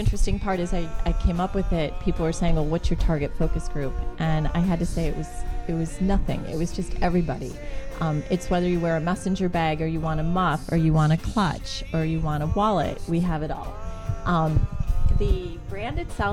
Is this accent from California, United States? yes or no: no; Naperville, Illinois, United States; I'm from Naperville. Originally.